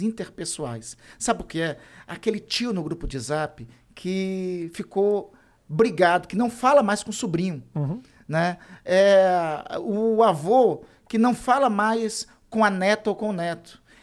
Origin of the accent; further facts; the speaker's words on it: Brazil; also born or lived in Amapá; Eu sou lá da Amazônia